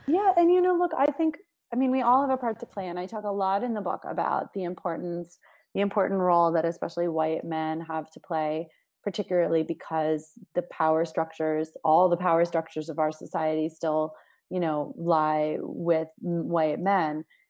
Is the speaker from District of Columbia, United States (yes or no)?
yes; Washington, District of Columbia, United States; I grew up in Washington, D C, which is a very unique and diverse place